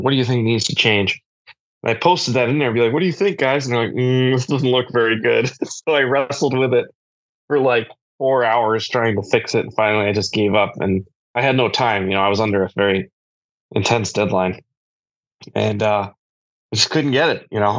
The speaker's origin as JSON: {"language": "English", "region": "Massachusetts", "country": "United States", "tie": "born or raised there", "said": "I grew up in Massachusetts, which is very like liberal."}